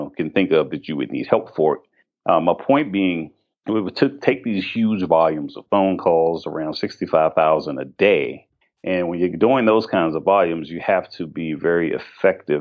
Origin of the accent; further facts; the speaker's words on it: Washington, District of Columbia, United States; I actually was born and raised in the District of Columbia